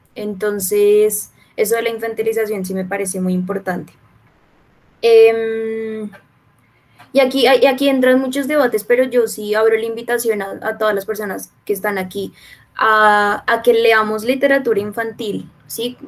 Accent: Bogotá, Colombia; soy de Bogotá, pues no tengo a la mano el mar

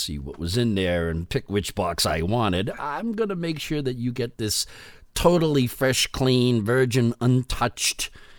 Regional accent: New England, United States; I'm from New England.

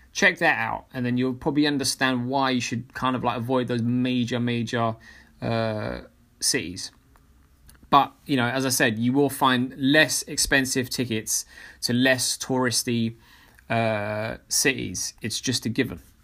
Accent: London, United Kingdom; as a Londoner

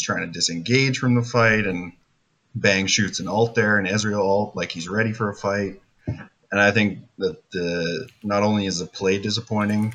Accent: Winnipeg, Manitoba, Canada; I'm from Winnipeg, Manitoba, in Canada

